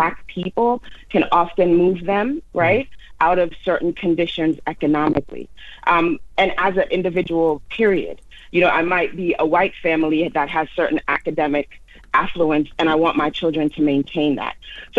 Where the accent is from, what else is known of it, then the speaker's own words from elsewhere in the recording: Jamaica; now in United States; I was an immigrant to the United States, as it said in my social media tagline. I came from Jamaica.